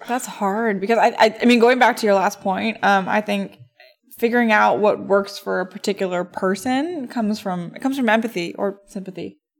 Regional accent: East Coast, United States; moved away; I come from the East Coast

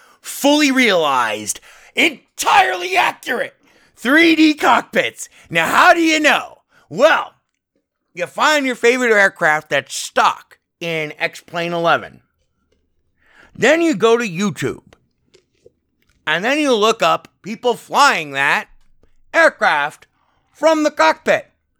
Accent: Las Vegas, Nevada, United States; taking off from McCarran Airport, my native airport here in my home town of Las Vegas, Nevada, KLAS

